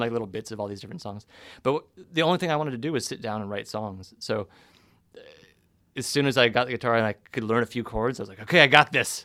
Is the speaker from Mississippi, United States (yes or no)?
no; Sonoma, California, United States; Northern California, so Sonoma